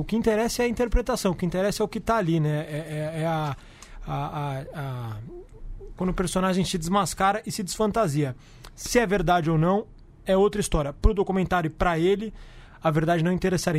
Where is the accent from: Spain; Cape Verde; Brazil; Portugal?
Brazil; São Paulo; como paulistano